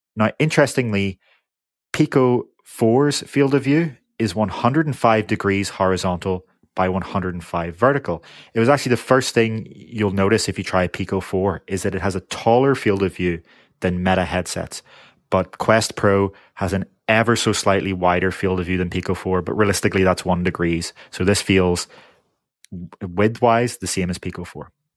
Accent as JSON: {"language": "English", "country": "United Kingdom", "said": "I am from the United Kingdom"}